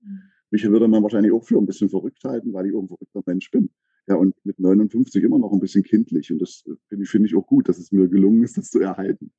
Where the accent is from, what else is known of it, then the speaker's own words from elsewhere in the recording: Aken, Saxony-Anhalt, Germany; now in Berlin, Germany; komme ursprünglich aus Sachsen-Anhalt, äh, aus Aachen an der Elbe